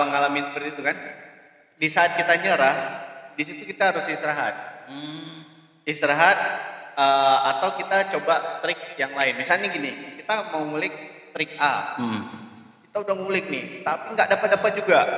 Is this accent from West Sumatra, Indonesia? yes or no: yes; Padang, West Sumatra, Indonesia; also born or lived in Aceh; Jadi mereka ketemu di sana, kami lahir Terus ke di Padangnya pindah ke Padang tahun 2000 akhir saat konflik lagi